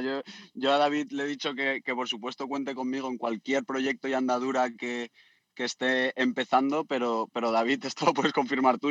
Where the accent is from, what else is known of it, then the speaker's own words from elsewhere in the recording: Community of Madrid, Spain; moved away as an adult; also born or lived in Australia / Byron Bay; otro socio de mi pueblo de Madrid